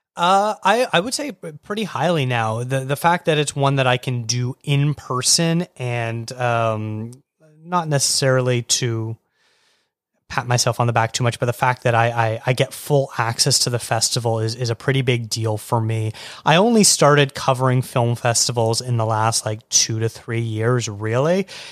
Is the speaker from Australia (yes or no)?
no; Burlington, Ontario, Canada; moved away as an adult; also born or lived in Toronto; now in British Columbia, Canada; I grew up just outside of Burlington